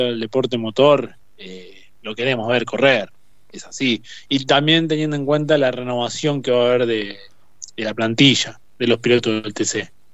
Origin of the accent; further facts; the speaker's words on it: Argentina; nos merecemos como todo argentino